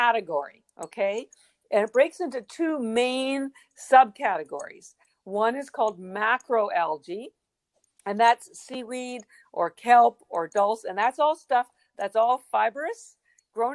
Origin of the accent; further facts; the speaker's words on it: Western Canada, Canada; now in Boston, United States; I'm from Canada, and in Western Canada